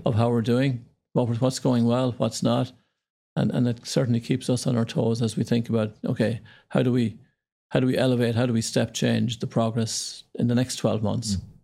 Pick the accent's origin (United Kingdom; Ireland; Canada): Ireland; moved away as an adult; also born or lived in Indonesia; Yeah, so I grew up in Ireland, small town. Yeah near Dublin, our capital.